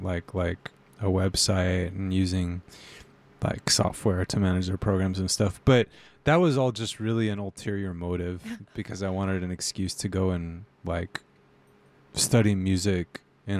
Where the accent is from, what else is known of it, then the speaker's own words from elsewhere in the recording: Inland Empire, California, United States; now in Oakland, United States; I grew up in the Inland Empire, which is what people who live in Riverside and Corona and San Bernardino call that area. Just like outside of Los Angeles, if you're not familiar with that area. I grew up in like the 90s era Inland Empire. That's kind of like my roots.